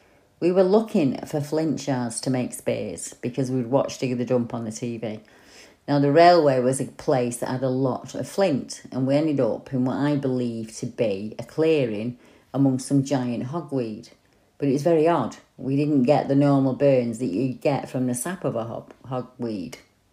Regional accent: St Helens, North West England, United Kingdom; I grew up in St. Helens, and I'm still in St. Helens now.

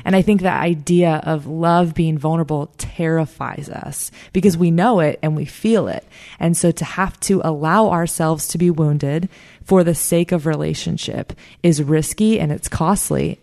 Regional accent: South Florida, United States; I'm from South Florida. I, I'm working now at the church that I grew up

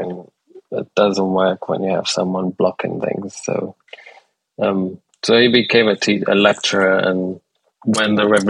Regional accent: Aleppo, Aleppo Governorate, Syria; also born or lived in Damascus / Homs; So I was born in Damascus, lived there for 3 years or 4 years, and then we moved to another city, Homs, and then we moved to Aleppo, and like we moved within Aleppo.

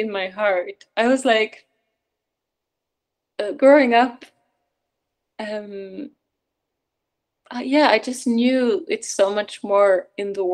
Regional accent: Sweden; moved away; also born or lived in Norway; being Swedish or born in Norway, but growing up in Sweden

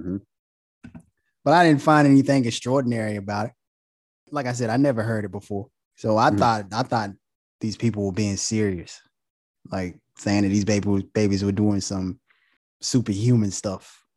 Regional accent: Goldsboro, North Carolina, United States; now in Charlotte, United States; we from Goldsboro, North Carolina.

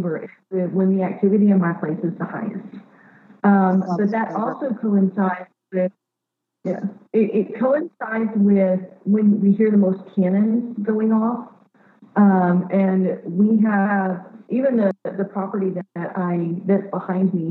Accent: Mississippi, United States; I'm from Mississippi.

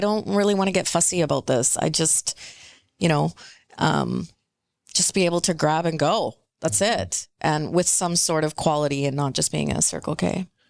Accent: British Columbia, Canada; first language Punjabi; English is a second language; I'm born and raised here, but I was speaking Punjabi at home before I was speaking English on the street.

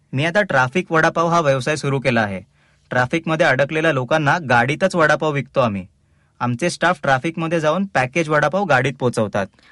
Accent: Ulhasnagar, Maharashtra, India; now in Thane, India; मी मूळचा उल्हासनगरचा माझे लहानपण उल्हासनगरलाच गेलं

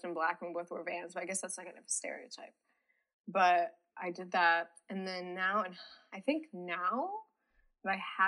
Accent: Wellesley, Massachusetts, United States; moved away as an adult; now in North Carolina, United States; I am from Wellesley, Massachusetts

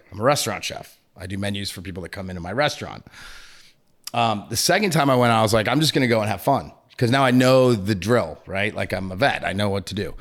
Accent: New England, United States; moved away; I'm from New England

